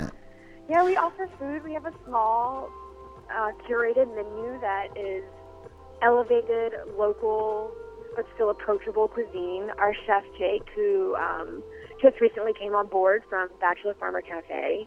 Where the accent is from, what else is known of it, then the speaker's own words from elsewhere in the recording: New Orleans, Louisiana, United States; also born or lived in Connecticut; now in Minneapolis, United States; I came to Minneapolis about a year ago and via Connecticut, but I'm from New Orleans. I'm from Louisiana